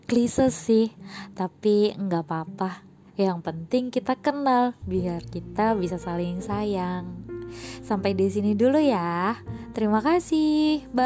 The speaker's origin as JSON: {"language": "Indonesian", "town": "Banyuwangi", "region": "East Java", "country": "Indonesia", "accent": "medok", "lives_now": "Jakarta, Indonesia", "said": "By the way, aku ngomongnya medok ya, karena aku memang asli Jawa, tepatnya arek asli Banyuwangi. Domisili aku sekarang di Jakarta dari akhir tahun 2012. Aku lahir tahun 92"}